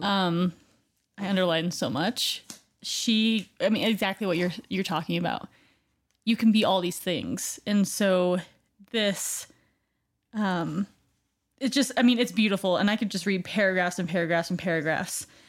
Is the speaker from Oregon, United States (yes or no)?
yes; Oregon, United States; moved away; born in Oregon and, you know, being close to the water